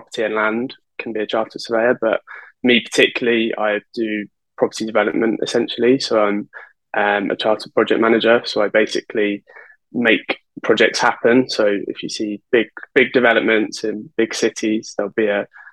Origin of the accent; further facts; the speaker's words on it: Birmingham, West Midlands, United Kingdom; now in London, United Kingdom; I'm from Birmingham, which is about 2 hours north of London